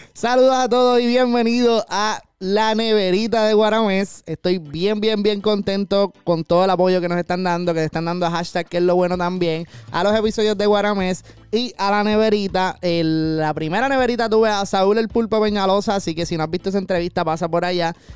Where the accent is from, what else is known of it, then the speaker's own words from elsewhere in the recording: Caguas, Puerto Rico; yo soy de Cagua